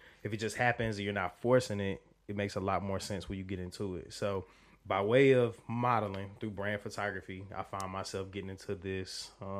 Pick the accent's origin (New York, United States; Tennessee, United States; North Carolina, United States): North Carolina, United States; Charlotte; born and raised Charlotte, North Carolina. I haven't always been here.